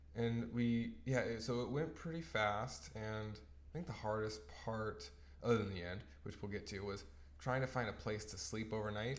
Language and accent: English; Tacoma, Washington, United States; moved away as an adult; also born or lived in Orange County, California; now in British Columbia, Canada; my hometown.